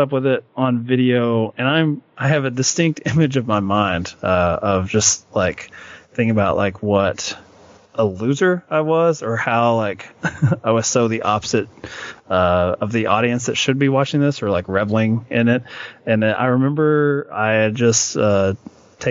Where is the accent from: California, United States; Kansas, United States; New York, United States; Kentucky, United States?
Kentucky, United States; I'm from Kentucky